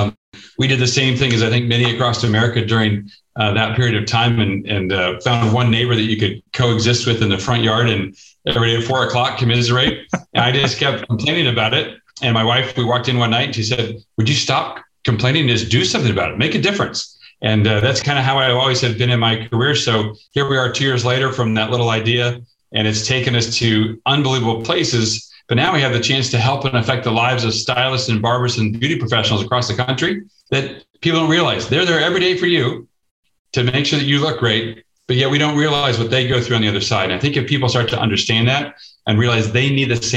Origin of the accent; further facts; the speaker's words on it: Midwest, United States; I grew up in the Midwest and raised by a professional horse trainer father.